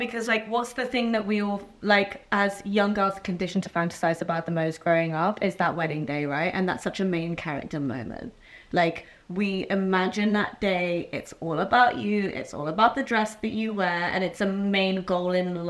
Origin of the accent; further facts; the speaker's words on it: United Kingdom; Right, because I'm like British